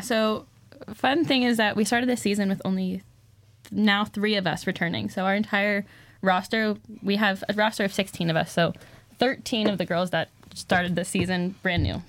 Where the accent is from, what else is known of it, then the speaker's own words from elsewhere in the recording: Santa Clarita, California, United States; I'm from Santa Clarita, California.